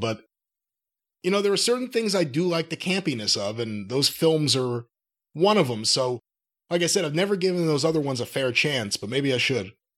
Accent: New York, United States; growing up in New York

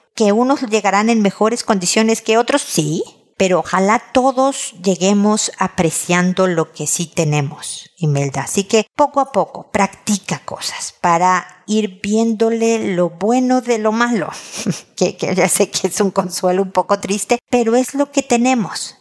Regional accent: Mexico; como decimos en México

